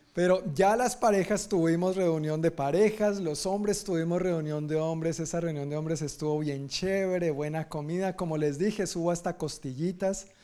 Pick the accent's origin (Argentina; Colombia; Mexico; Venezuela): Colombia; Yo, no soy, bueno, de Sudamérica, pero colombiano